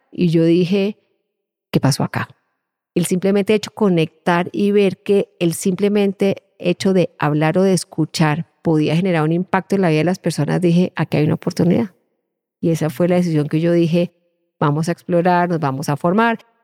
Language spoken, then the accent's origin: Spanish; Colombia; moved away as an adult; now in Ireland; mi dificultad era el haber perdido esos vínculos afectivos y de cariño y de protección que uno tiene en un entorno como el colombiano, de, propios de una familia colombiana